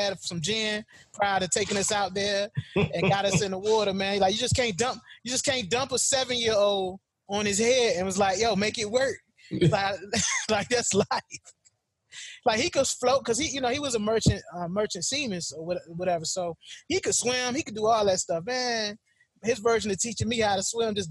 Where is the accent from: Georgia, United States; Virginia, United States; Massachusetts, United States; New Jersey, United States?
Virginia, United States; Norfolk; growing up in Tidewater, Virginia